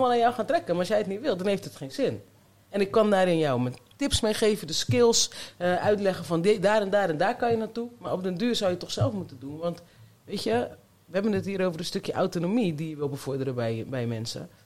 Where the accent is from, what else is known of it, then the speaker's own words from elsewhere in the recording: Zeeland, Netherlands; also born or lived in Colombia; now in Rotterdam, Netherlands; ik ben opgegroeid in Zeeland in een mooi vrijstaand huis